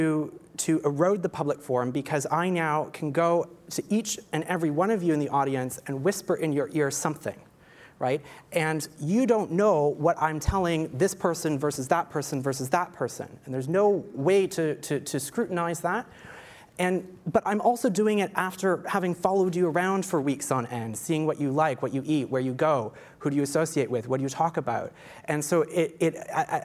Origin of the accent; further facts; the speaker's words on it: Canada; as a non-American, as a Canadian, as an outsider